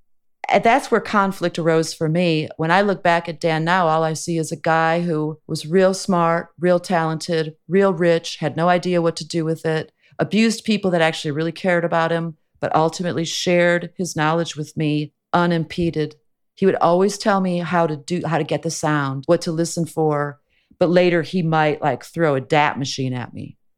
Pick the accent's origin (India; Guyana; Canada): Canada; now in United States; I don't need health insurance. I'm Canadian. In Canada, it's paid for.